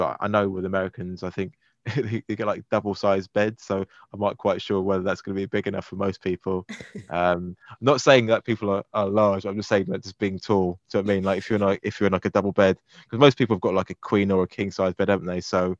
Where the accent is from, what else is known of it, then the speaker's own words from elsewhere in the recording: London, United Kingdom; being a Londoner, I've not really stayed in the hotels. I've only stayed where I've lived